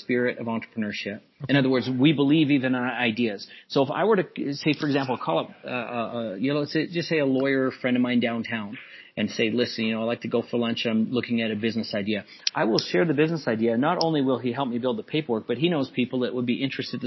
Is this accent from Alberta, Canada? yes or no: yes; Calgary, Alberta, Canada; I was born and raised in Calgary. I went to junior high and high school and all these schools